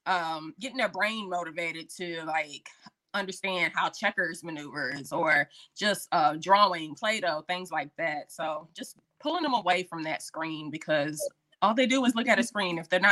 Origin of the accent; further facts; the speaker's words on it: Fayetteville, North Carolina, United States; also born or lived in military bases; Again, I am from Fayetteville, North Carolina. I was a military brat, but North Carolina is home.